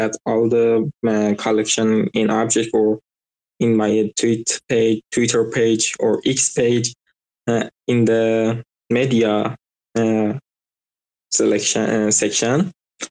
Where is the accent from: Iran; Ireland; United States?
Iran; English is a second language; I'm from Iran